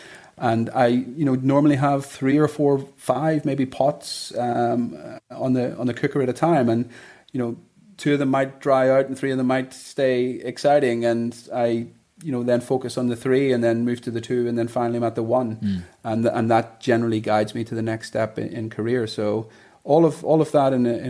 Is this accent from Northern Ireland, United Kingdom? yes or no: yes; Bangor, Northern Ireland, United Kingdom; moved away as an adult; also born or lived in England / London; now in Dubai, United Arab Emirates; I grew up in Bangor